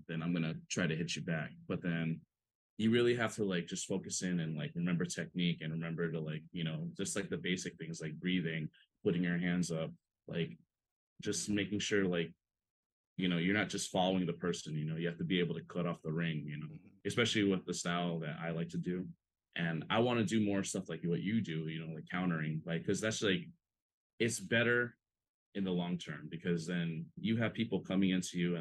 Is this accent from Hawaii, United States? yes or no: yes; Hawaii, United States; growing up in Hawaii, you know, growing up with like other local people, you know, like I'm not Hawaiian myself, but like growing up, like I was like the young Filipino, skinny, scrawny Filipino kid